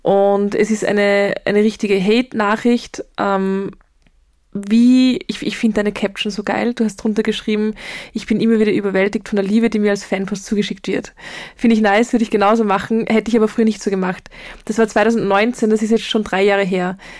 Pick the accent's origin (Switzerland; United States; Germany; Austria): Austria; Linz, Upper Austria; ich komme aus Linz